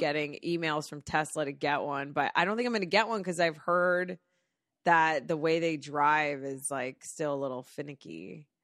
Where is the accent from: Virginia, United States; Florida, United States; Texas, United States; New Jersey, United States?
Florida, United States; now in Los Angeles, United States; I'm from Florida